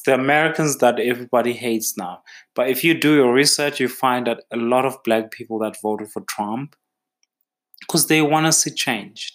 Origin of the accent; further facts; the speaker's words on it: Eastern Cape, South Africa; I'm from the Eastern Cape